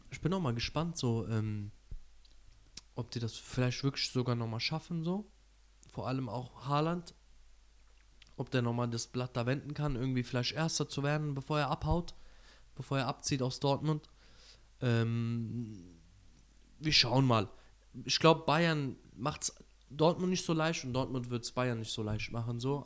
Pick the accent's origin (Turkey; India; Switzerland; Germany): Turkey; als Türke